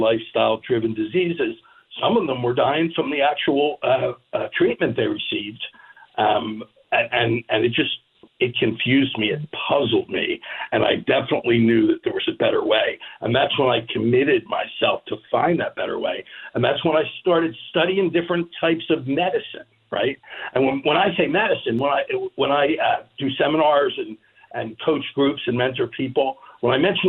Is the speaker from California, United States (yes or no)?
no; Philadelphia, Pennsylvania, United States; growing up in Northeast Philadelphia in the 60s